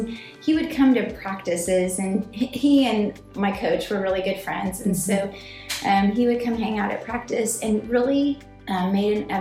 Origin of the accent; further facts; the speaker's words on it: Nebraska, United States; moved away as an adult; also born or lived in Houston, Texas; now in Arlington, United States; I grew up in Nebraska, in a very rural and remote part of Nebraska